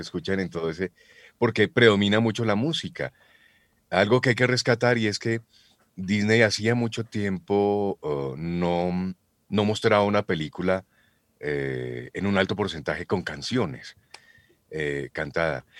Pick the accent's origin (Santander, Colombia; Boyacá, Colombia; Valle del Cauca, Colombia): Boyacá, Colombia; Yo soy boyacense